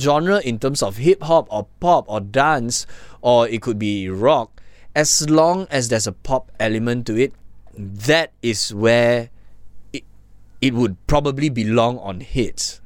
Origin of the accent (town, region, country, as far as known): Malaysia